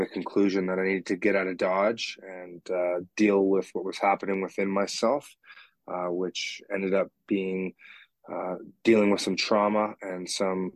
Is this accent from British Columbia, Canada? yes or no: yes; Richmond, British Columbia, Canada; born and raised in Richmond, BC